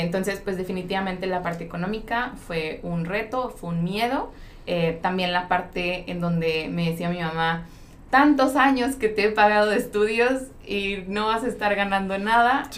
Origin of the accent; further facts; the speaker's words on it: Mexico; also born or lived in Santa Cruz, California; como mexicanos